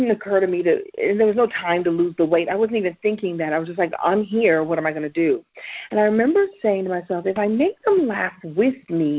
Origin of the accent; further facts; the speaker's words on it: Brooklyn, New York, United States; So long story short, I'm originally from Brooklyn, New York, although I don't sound like I don't talk like I'm from New York, but I'm from New York.